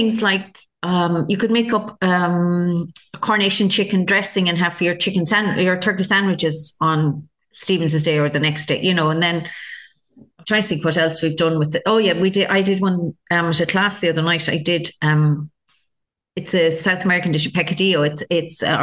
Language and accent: English; Ireland; we're Irish.